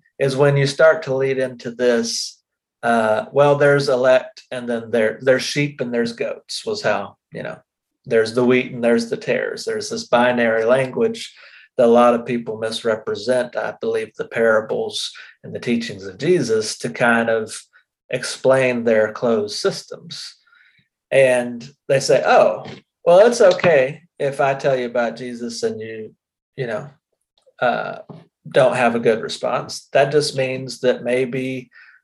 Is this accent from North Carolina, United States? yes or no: no; South Carolina, United States; I grew up in South Carolina